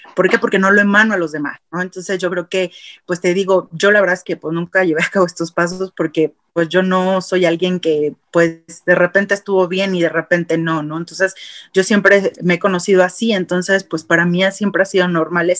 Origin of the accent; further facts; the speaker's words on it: Mexico; en nuestro país no tenemos una cultura hacia apoyar a deportistas